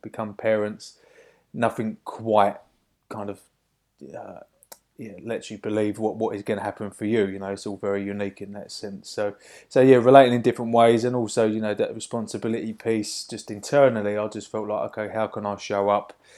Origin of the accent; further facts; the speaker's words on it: Hoddesdon, East of England, United Kingdom; my hometown of, uh, Hoddesdon over in Hertfordshire